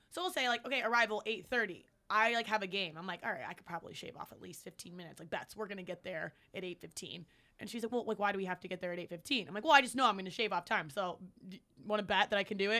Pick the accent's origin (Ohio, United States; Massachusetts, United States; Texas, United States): Ohio, United States; Cleveland; I'm from Cleveland